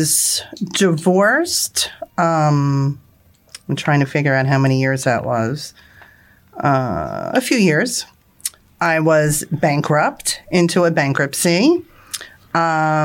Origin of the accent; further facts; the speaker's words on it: Marlboro, New Jersey, United States; I am from Marlboro, New Jersey